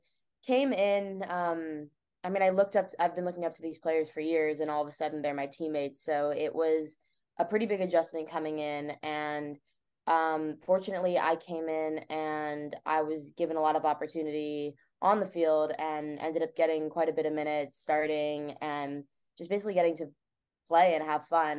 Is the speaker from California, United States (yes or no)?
yes; Bay Area, California, United States; I grew up in the Bay Area, so I'm not far from campus myself